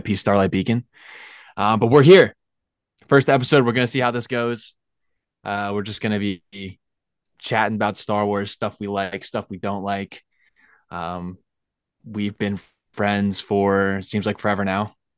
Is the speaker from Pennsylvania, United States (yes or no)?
yes; Lehigh Valley, Pennsylvania, United States; also born or lived in Alabama; I'm from Philly. Well, I'm from Lehigh Valley.